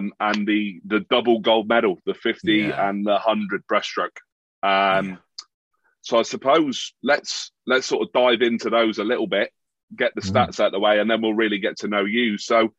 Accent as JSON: {"language": "English", "town": "Plymouth", "region": "South West England", "country": "United Kingdom", "tie": "born or raised there", "said": "my hometown of Plymouth."}